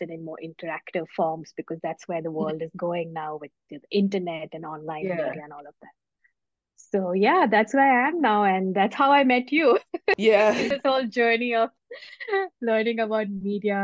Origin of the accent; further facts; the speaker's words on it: India; moved away as an adult; also born or lived in Bangalore, India / Mumbai, India; now in United Kingdom; I am originally from India, where I was born and mostly brought up in India, but I've lived in different countries over my short lifespan so far.